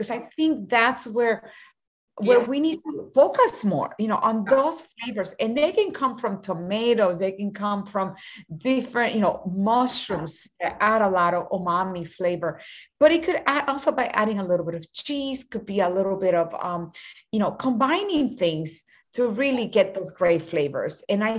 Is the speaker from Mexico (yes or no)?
yes; Mexico; also born or lived in Puerto Rico; As a Latina woman, I was born in Puerto Rico and raised in Mexico when my parents were missionaries